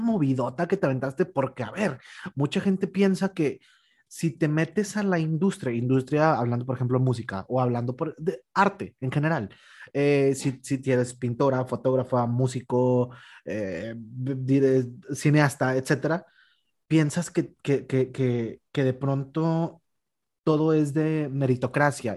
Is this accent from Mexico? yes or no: yes; Mexico; nosotros como mexicanos